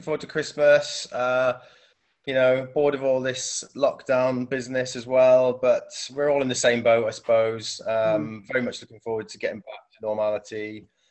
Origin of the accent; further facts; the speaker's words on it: South Wales, United Kingdom; moved away as an adult; also born or lived in Manchester; I'm from South Wales and I moved up to Manchester uh, as a student